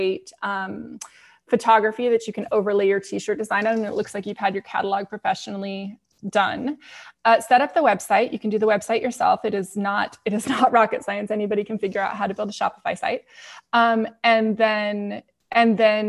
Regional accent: San Diego, California, United States; I grew up in San Diego

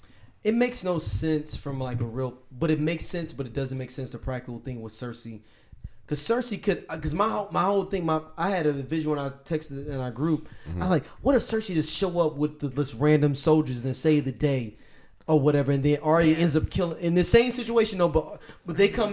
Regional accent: Belfast, Northern Ireland, United Kingdom; I'm actually a biracial black guy from Belfast.

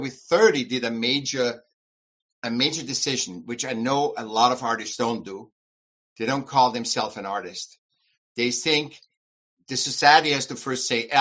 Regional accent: Vienna, Austria; moved away as an adult; now in United States; From Vienna, Austria. And I came when I was 18, 20. I came to the States.

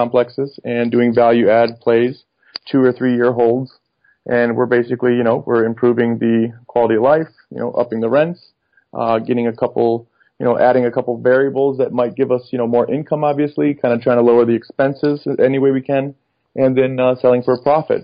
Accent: Michigan, United States; also born or lived in Detroit; now in Dallas, United States; I'm originally from Michigan. I currently reside down here in Dallas.

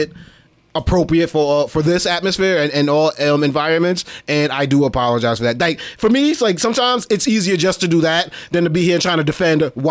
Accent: New York City, New York, United States; we come from Brooklyn

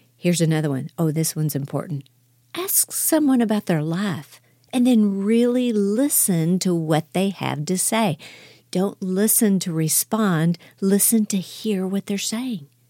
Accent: Houston, Texas, United States; now in Dallas, United States; I'm from Houston. I live in Dallas now

